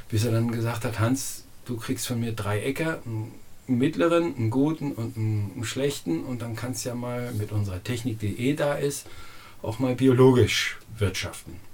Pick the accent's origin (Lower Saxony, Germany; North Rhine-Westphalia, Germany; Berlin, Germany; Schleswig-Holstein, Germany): Lower Saxony, Germany; now in Hüttenheim, Germany; ich komme aus Niedersachsen, von Sandböden mit 800 mm Niederschlag